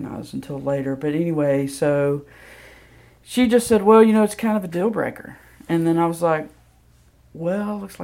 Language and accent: English; Senatobia, Mississippi, United States; now in Memphis, United States; I grew up in Senatobia, Mississippi, which is a very small town